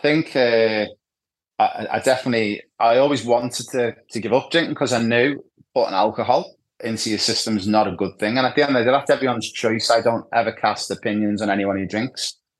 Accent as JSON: {"language": "English", "town": "Ibiza", "region": "Balearic Islands", "country": "Spain", "tie": "born or raised there", "said": "my backstory is I spent a lot of time growing up in Ibiza, or Ibiza, as you guys call it in Australia."}